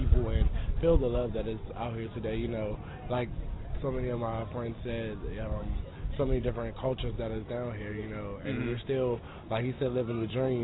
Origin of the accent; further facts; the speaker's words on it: Washington, District of Columbia, United States; from Washington